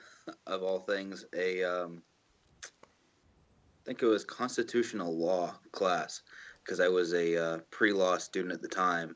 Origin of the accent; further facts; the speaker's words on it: Carmel, California, United States; I'm from Carmel, California, Monterey